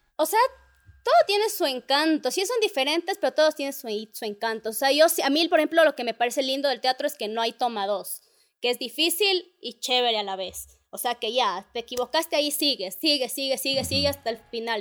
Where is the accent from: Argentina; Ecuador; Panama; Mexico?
Ecuador; somos ecuatorianos